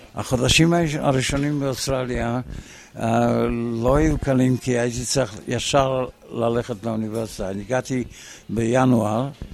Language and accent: Hebrew; Israel; also born or lived in Australia; now in Melbourne, Australia; נסענו לארץ לעלות בחזרה לארץ.